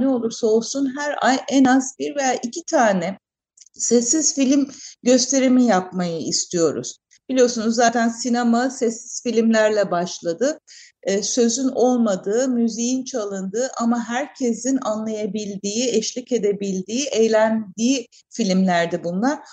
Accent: Izmir, Turkey; Ben de doğma büyüme İzmirliyim

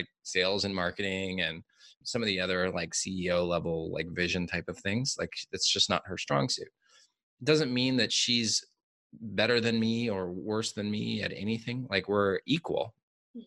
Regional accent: United States; now in Mexico; being an American, working in Mexico

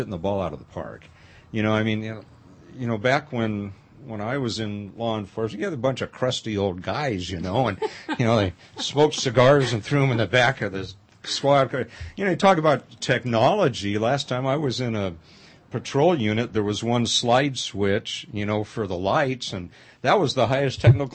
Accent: Pasadena, California, United States; moved away; I grew up in the Pasadena area outside L.A.

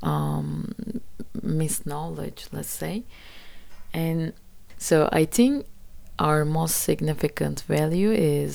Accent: Gelibolu, Çanakkale, Turkey; English is a second language; it happened in my hometown, actually, the Kalipoli part

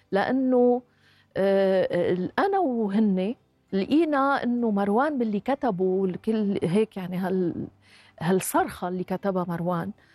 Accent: Lebanon; نحن عندنا بلبنان

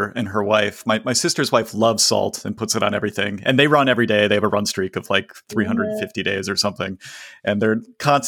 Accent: Midwest, United States; now in San Francisco, United States; I grew up in the Midwest

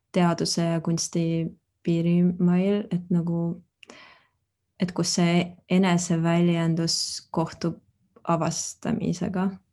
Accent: Tartu, Tartu County, Estonia; moved away as an adult; now in Berlin, Germany; ma olen Tartust pärit

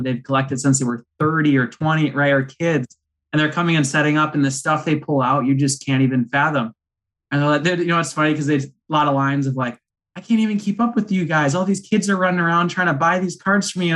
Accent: Pittsville, Wisconsin, United States; I'm from Pittsville, Wisconsin, which is a very small town. If you look it up, 800 people, that's, you know, where we live today

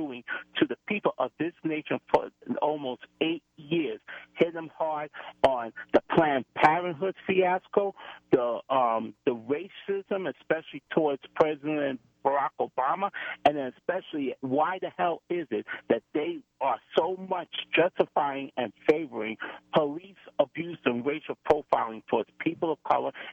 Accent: United States; I was born and raised here in America.

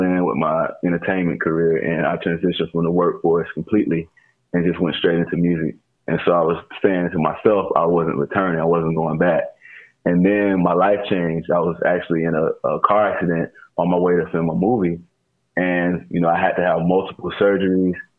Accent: Fort Lauderdale, Florida, United States; I'm actually born and raised in Fort Lauderdale, Florida

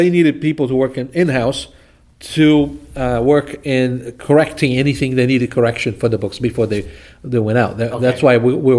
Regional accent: Recife, Pernambuco, Brazil; now in United States; Recife, Brazil, northeast of Brazil. That's north of São Paulo, north of Rio de Janeiro.

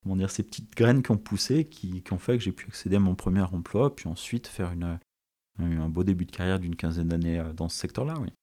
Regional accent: Saint-Étienne, Auvergne-Rhône-Alpes, France; also born or lived in Paris; je suis stéphanois d'origine, j'y suis né en 1982 et j'ai vécu une bonne partie de, de ma vie

